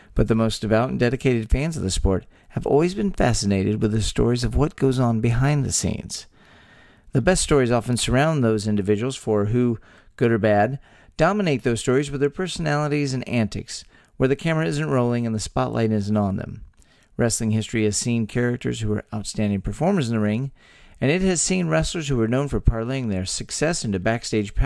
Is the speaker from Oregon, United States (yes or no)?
no; Texas, United States; born or raised there